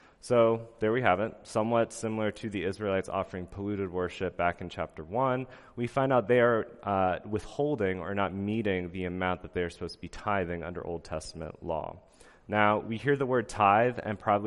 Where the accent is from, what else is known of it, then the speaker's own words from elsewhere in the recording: Pennsylvania, United States; moved away; I'm from Amish country in Pennsylvania